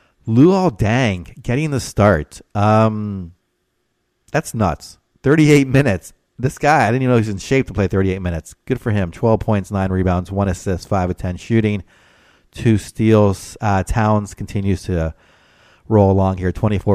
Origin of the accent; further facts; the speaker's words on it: Chicago, Illinois, United States; I thought my hometown Bulls